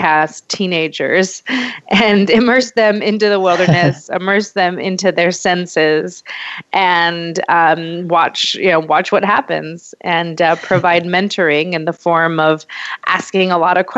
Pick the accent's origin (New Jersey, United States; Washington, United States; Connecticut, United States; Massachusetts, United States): Washington, United States; Western; I grew up in Western Washington